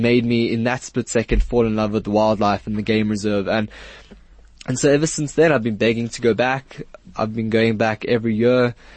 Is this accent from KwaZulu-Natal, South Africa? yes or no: no; Johannesburg, Gauteng, South Africa; also born or lived in Israel; I lived in Israel until I was 8, and then I moved here, and I've been living here and growing up here